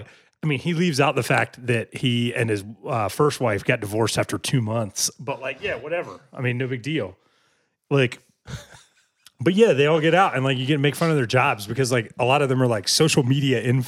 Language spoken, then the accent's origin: English; Virginia Beach, Virginia, United States; also born or lived in Rhode Island; growing up in Virginia Beach